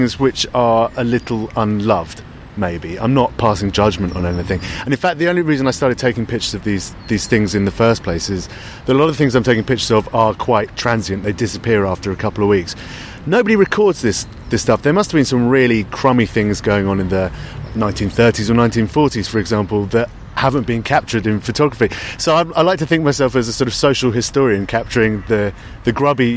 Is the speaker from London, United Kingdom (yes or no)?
yes; London, United Kingdom; I'm actually from South London, and I'm South London and proud